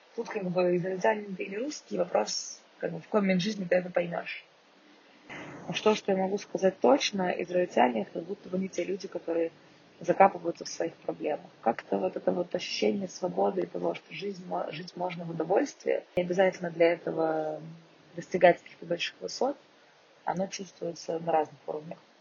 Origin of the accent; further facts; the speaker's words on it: Moscow, Russia; now in Israel; я москвичка